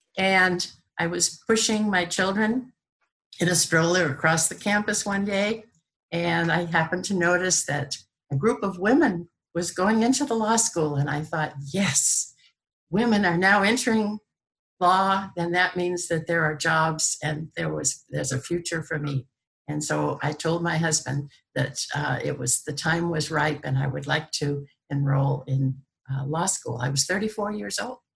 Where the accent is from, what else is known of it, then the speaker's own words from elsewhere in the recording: Brockton, Massachusetts, United States; also born or lived in New York; I was born in Brockton, Massachusetts